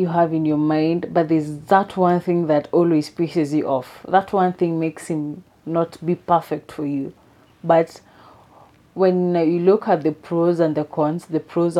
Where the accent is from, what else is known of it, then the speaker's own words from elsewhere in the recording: Kenya; I'm Kenyan.